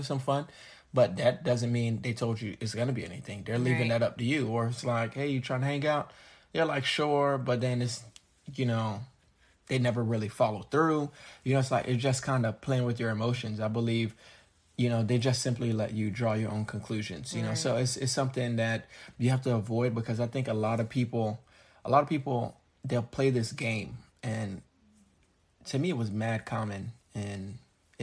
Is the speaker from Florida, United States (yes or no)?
yes; South Florida, United States; growing up in South Florida